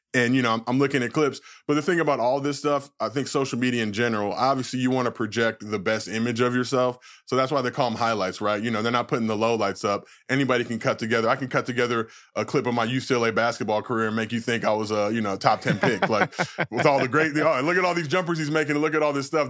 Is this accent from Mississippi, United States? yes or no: no; Los Angeles, California, United States; I grew up in Los Angeles